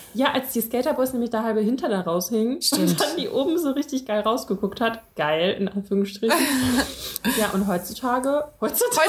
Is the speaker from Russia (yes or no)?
yes; Russia; ich bin ja auch Russin